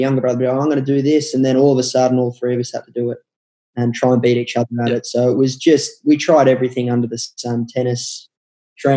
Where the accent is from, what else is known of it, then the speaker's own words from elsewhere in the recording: Melbourne, Victoria, Australia; grew up in Lilydale, which is in the eastern suburbs of Melbourne, just the start of the Yarra Valley